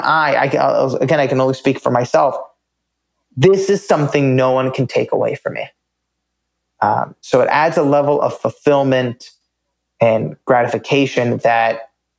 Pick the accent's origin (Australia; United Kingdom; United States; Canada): United States; I grew up in America, you know, born in 1992